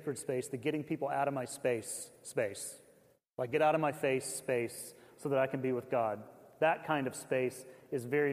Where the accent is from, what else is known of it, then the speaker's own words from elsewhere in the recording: the South, United States; I grew up in the South